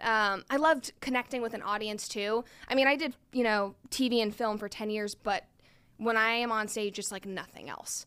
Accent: Chattanooga, Tennessee, United States; moved away; also born or lived in Atlanta / New York / Los Angeles; I am originally from Chattanooga, Tennessee, and then I moved to California to pursue acting about ten years ago

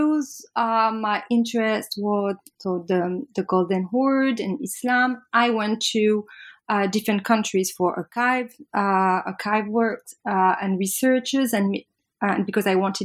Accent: Paris, Île-de-France, France; I'm French from Paris, and I did my undergrad in Paris La Sorbonne

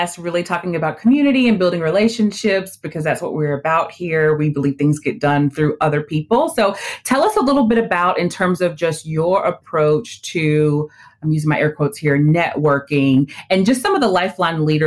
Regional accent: Nashville, Tennessee, United States; moved away as an adult; also born or lived in New York; I'm originally from Nashville. I'm a native, but I hadn't been here in 6 years

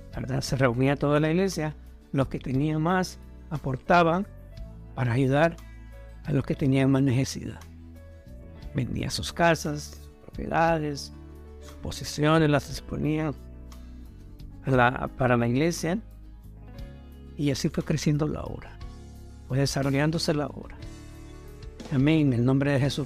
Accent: Honduras; now in United States; como decimos en Honduras

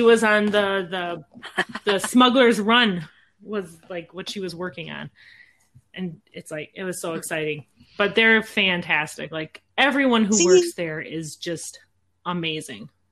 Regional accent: Midwest, United States; we're from the Midwest

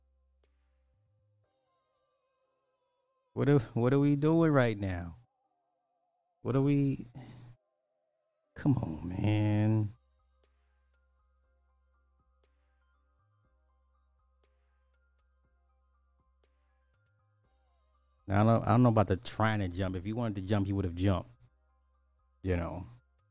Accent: Illinois, United States; I'm from Illinois

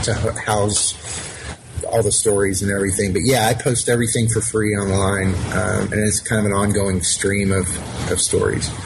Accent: Alpharetta, Georgia, United States; born or raised there

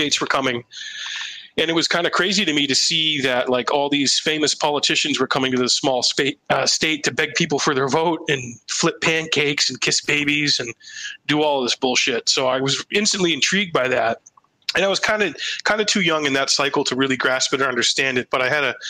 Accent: Rindge, New Hampshire, United States; Franklin Pierce University, which is right in my hometown in Ringe, New Hampshire

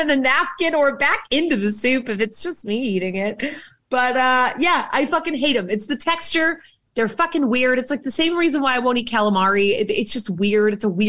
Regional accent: Boston, Massachusetts, United States; I'm from Boston. We all know this. I have a Red Sox tattoo. I love that dirty water. I am a very Boston asshole.

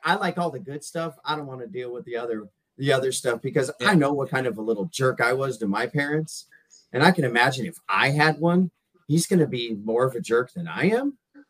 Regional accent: San Diego, California, United States; moved away as an adult; also born or lived in Buffalo, New York; now in Austin, United States; I'm originally from San Diego, and then we got my wife's company transferred her out to Buffalo. So we moved, you know, I grew up in San Diego, and then we moved to Buffalo, lived there for 4 years, and now we're down here in Austin.

